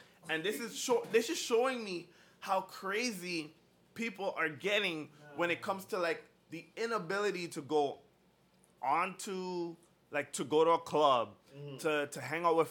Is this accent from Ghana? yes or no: no; Ajax, Ontario, Canada; I'm from Ajax